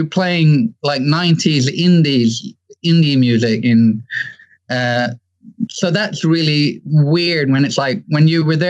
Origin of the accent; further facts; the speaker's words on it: Hong Kong; born there; Well, my first memories of music is kind of easy because as I was born in Hong Kong